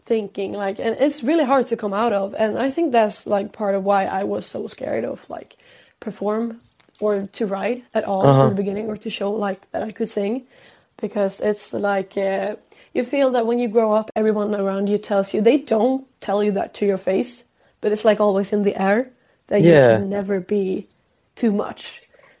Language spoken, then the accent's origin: English; Sweden; accent: Swedish; English is a second language; I feel like my Swedish accent is coming out a lot.